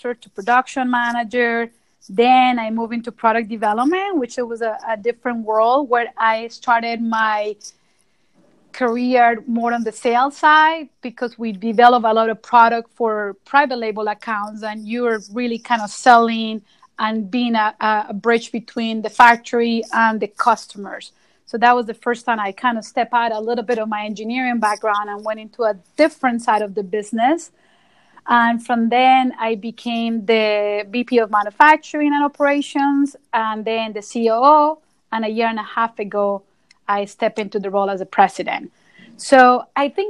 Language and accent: English; Colombia; moved away as an adult; now in United States; I'm originally from Colombia, so came to the United States 17 years ago